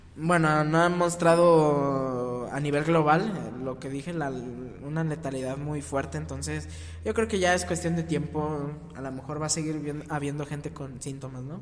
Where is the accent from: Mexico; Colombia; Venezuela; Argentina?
Mexico; nosotros como mexicanos